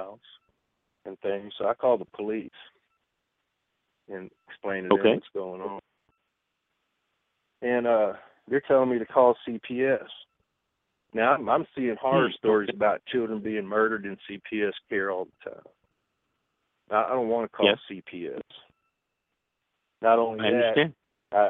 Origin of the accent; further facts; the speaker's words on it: Texas, United States; now in San Bernardino, United States; I'm from Texas